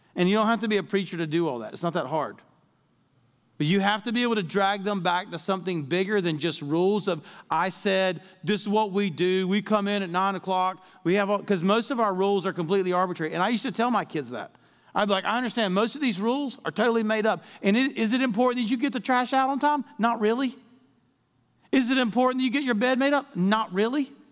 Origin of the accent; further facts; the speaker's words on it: Deep South, United States; I was raised in the Deep South